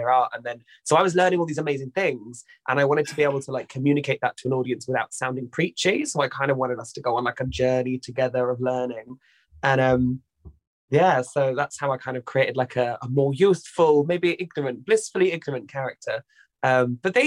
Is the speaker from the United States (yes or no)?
no; southern England, United Kingdom; accent: Southern; also born or lived in Brighton; I felt never felt more Southern